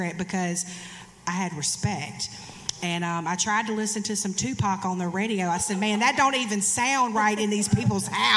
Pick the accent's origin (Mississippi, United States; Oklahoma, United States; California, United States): Mississippi, United States; Hattiesburg; my hometown of Hattiesburg, Mississippi